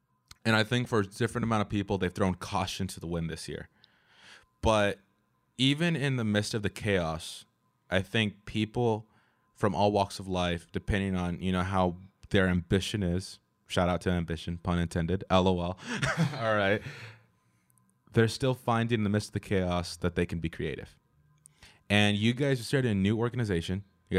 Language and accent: English; California, United States; I'm Californian.